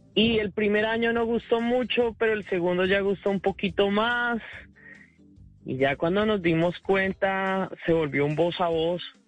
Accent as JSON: {"language": "Spanish", "country": "Colombia", "moved": "yes", "lives_now": "United States"}